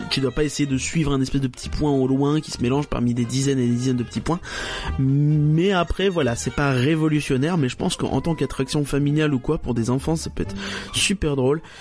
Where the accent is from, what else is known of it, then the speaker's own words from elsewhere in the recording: Northern Germany, Germany; French is a second language; moi je suis allemand. Il y a de la concurrence. Tu vois, je suis, j'habite